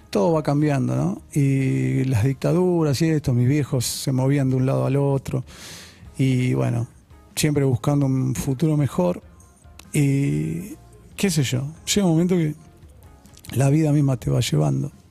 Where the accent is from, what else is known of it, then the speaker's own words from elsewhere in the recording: Las Piedras, Canelones, Uruguay; born there; also born or lived in Belgium / São Paulo / Paraguay / Buenos Aires; Viví en muchos lugares, sí, soy uruguayo, nací en Las Piedras, pero yo viví en muchos lugares, en Bélgica, en San Pablo, en Paraguay